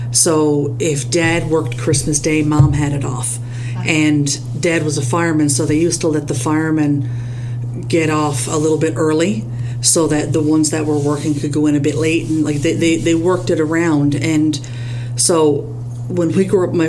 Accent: Newfoundland and Labrador, Canada; I was raised very traditionally in Newfoundland, raised Catholic

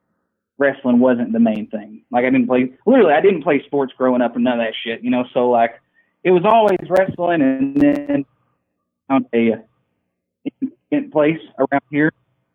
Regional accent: Arkansas, United States; And I'm from Arkansas, so I always listen to country.

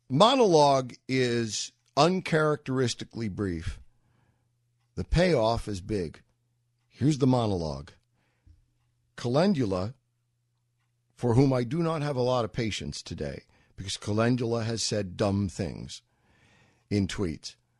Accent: New York, United States; moved away; I'm a New Yorker. I lived in New York

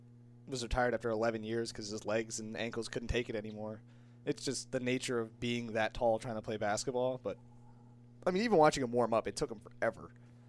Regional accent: Ellington, Connecticut, United States; I'm from Ellington.

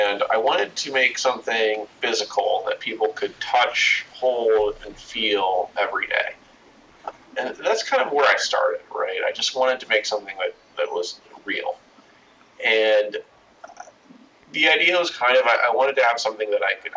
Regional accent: just outside of Denver, Colorado, United States; I grew up in Colorado, kind of just outside of Denver

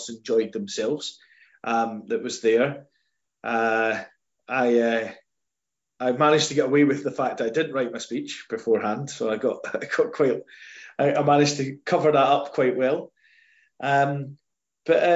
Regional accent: Scotland, United Kingdom; being Scottish

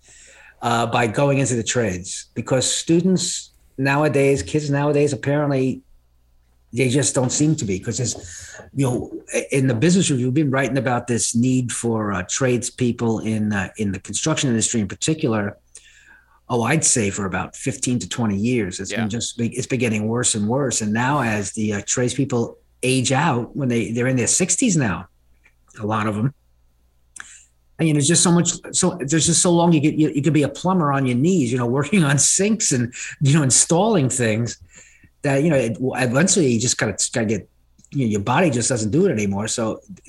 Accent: New York City, New York, United States; I grew up in New York City

